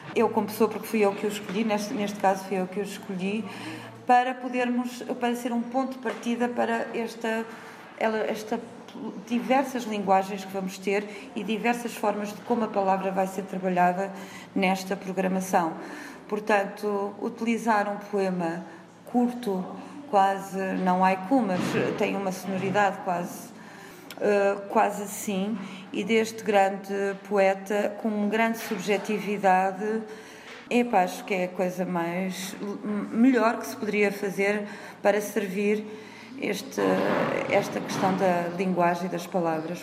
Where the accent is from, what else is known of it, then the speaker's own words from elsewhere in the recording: Viseu, Centro, Portugal; also born or lived in Berlin; eu sou de Viseu, nasci em Viseu, na cidade de Viseu, saí para estudar fora